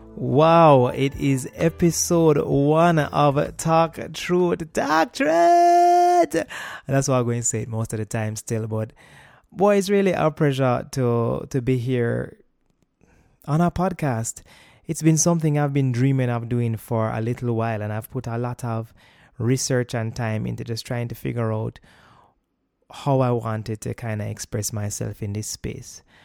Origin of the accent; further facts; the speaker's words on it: Kingston, Jamaica; also born or lived in United States; I have been born and raised in Jamaica all of my life